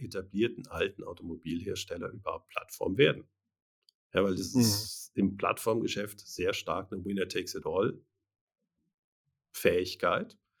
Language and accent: German; Germany; ich bin in Deutschland aufgewachsen.